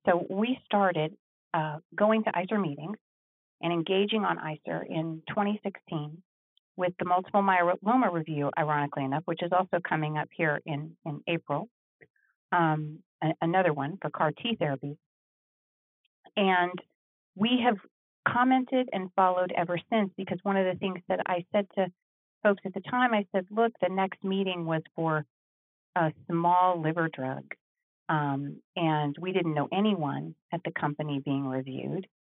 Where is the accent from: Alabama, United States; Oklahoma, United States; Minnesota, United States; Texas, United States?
Texas, United States; moved away; I am from Texas originally